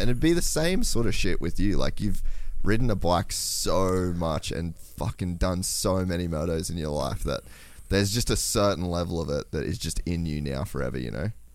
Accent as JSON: {"language": "English", "country": "Australia", "said": "I'm Australian"}